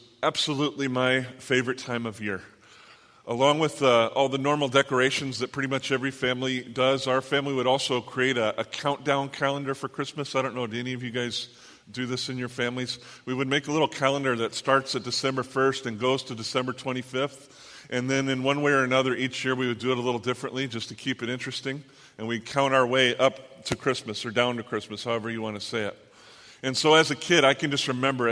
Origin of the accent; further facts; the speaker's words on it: Southern California, United States; I'm from Southern California